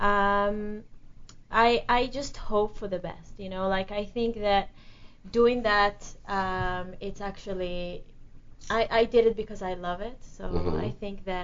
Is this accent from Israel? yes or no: yes; Israel; I'm from Israel